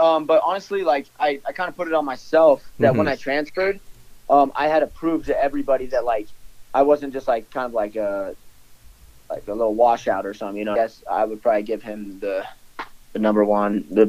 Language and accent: English; Wyoming, United States; I'm from Wyoming. I went to the University of Wyoming